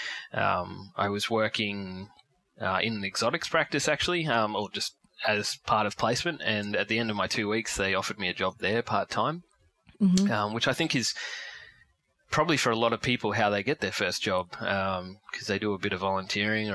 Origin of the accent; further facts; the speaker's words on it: Ipswich, Queensland, Australia; also born or lived in Lockyer Valley, Queensland / Brisbane; I grew up in Ipswich around Willowbank area.